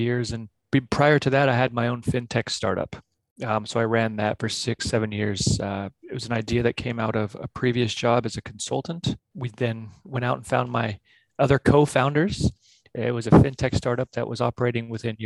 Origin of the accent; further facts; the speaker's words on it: San Diego, California, United States; moved away as an adult; also born or lived in Switzerland / Australia; I'm originally from California in San Diego. So I was born and raised there, graduated there